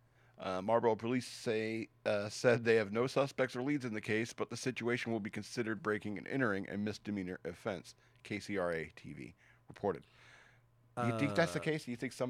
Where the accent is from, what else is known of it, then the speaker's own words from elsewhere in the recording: Australia; I'm from Australia, mate.